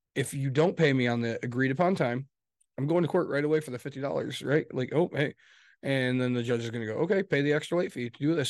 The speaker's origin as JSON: {"language": "English", "region": "West Michigan", "country": "United States", "said": "we're from West Michigan"}